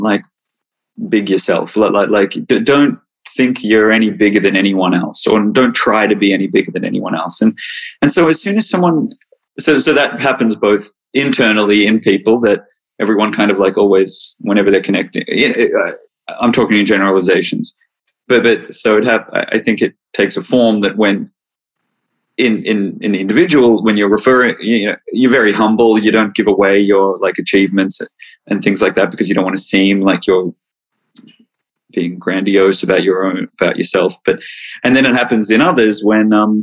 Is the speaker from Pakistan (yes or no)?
no; Melbourne, Victoria, Australia; also born or lived in United States; I'm from Melbourne